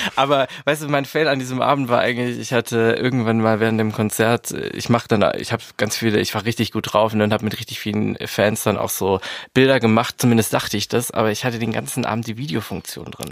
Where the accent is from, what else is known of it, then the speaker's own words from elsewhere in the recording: Swabia, Germany; ich bin ja Schwabe